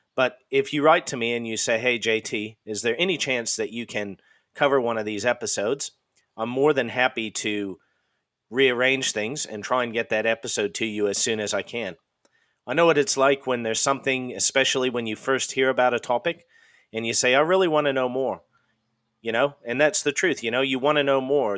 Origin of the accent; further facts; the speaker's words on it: Idaho, United States; also born or lived in Washington / Montana; I'm originally from the Pacific Northwest in the US. I'm originally from Idaho State, and I lived there and in and around in Washington and Montana